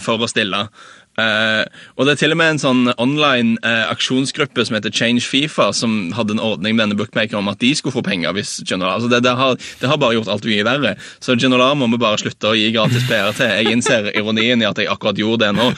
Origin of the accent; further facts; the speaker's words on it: Norway; som nordmann